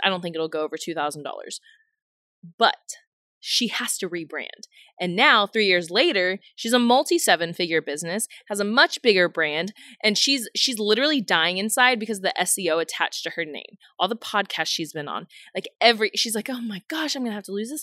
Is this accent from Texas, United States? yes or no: yes; Houston, Texas, United States; moved away as an adult; also born or lived in Kentucky; I'm born and raised in Houston